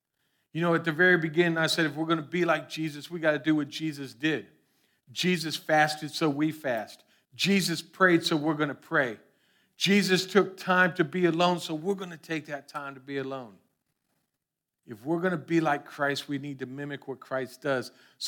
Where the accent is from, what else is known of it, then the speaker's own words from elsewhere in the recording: Florida, United States; Lord knows we grew up in South Florida. Everyone has seen ficus trees.